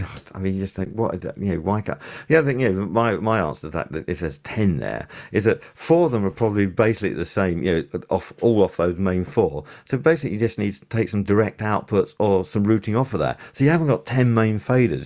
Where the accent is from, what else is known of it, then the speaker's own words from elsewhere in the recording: United Kingdom; we're British